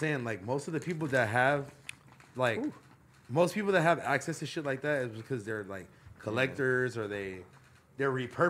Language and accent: English; West Coast, United States; we're from the West Coast